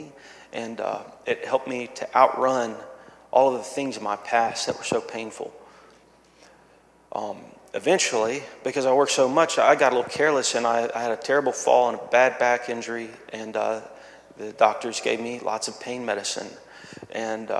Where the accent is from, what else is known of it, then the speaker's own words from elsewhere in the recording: Myrtle Beach, South Carolina, United States; moved away; I'm originally from Myrtle Beach, South Carolina